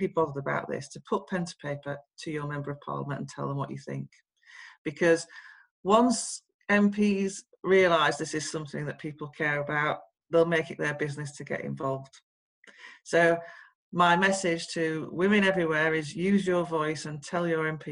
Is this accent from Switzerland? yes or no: no; Sheffield, Yorkshire and the Humber, United Kingdom; I come from Sheffield, a council estate in Sheffield.